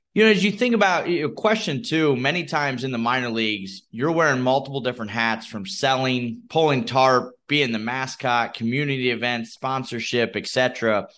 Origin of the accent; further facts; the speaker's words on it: Midwest, United States; I'm from the Midwest